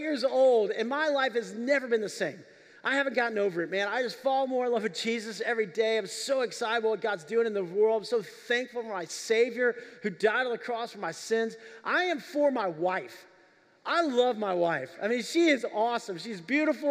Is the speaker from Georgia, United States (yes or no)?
no; Texas, United States; now in Tennessee, United States; I grew up in Texas